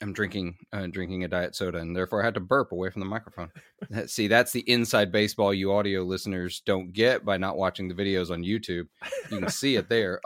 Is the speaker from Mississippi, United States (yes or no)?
yes; Clarksdale, Mississippi, United States; Clarksdale, where I'm from